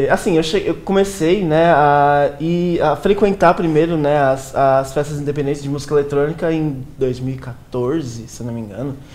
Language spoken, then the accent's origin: Portuguese; São Paulo, Brazil; Sim, eu sou daqui de São Paulo.